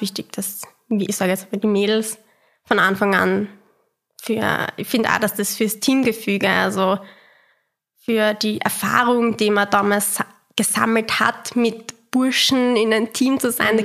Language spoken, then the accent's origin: German; Austria; wir sind halt aus Österreich